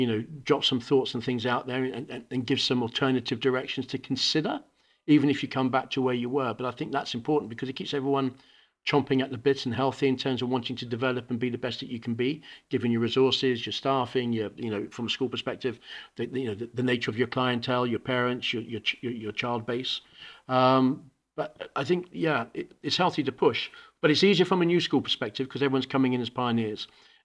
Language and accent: English; Hong Kong; now in United Kingdom; We ended up in Hong Kong where I spent all my own education. So I grew up in Hong Kong in an international school, Ireland School, ESF, just putting it out there for all my team. And then I came back to the UK